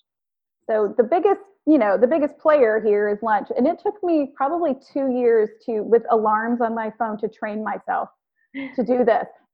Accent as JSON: {"language": "English", "region": "the South", "country": "United States", "said": "I'm from the South"}